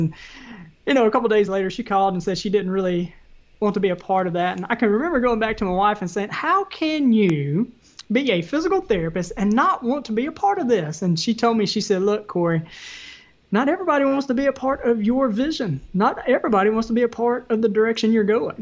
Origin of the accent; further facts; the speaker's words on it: the South, United States; accent: Southern; my Southern accent.